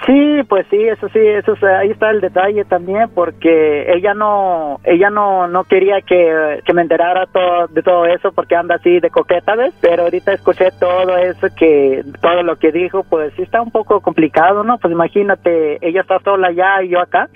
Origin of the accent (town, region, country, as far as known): Mexico City, Mexico; born or raised there; also born or lived in Oaxaca